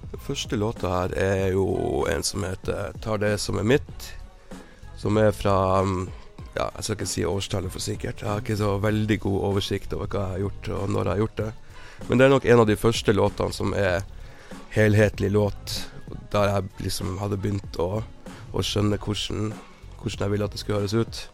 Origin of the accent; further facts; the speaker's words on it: Tromsø, Troms, Norway; i Tromsø, der jeg er fra.